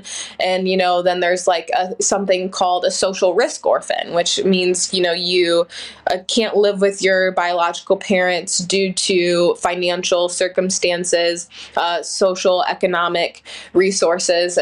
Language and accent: English; Ohio, United States; I grew up in Ohio